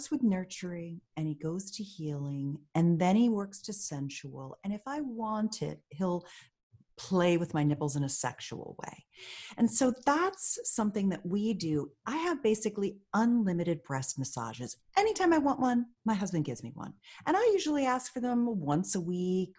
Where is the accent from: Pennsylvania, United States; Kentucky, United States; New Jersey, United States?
Pennsylvania, United States; I grew up in Pennsylvania